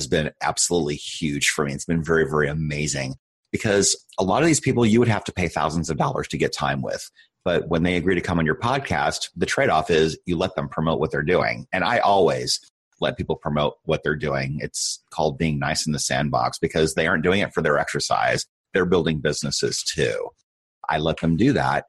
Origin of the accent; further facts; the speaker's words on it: Iowa, United States; moved away as an adult; also born or lived in Nebraska; now in Arizona, United States; I grew up in Iowa, so definitely in the Midwest